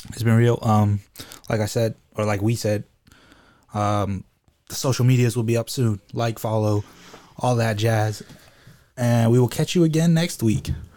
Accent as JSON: {"language": "English", "country": "United States", "said": "I'm American"}